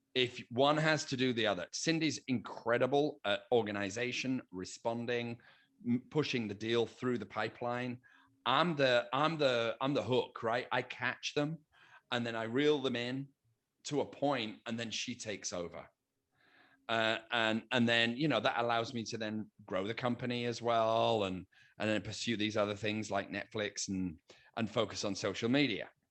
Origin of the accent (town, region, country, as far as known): United Kingdom; now in United States